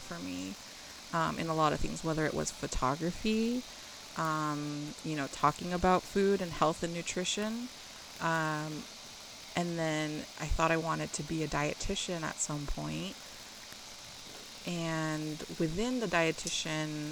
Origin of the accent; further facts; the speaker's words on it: near the Bay Area, California, United States; I grew up near the Bay Area ish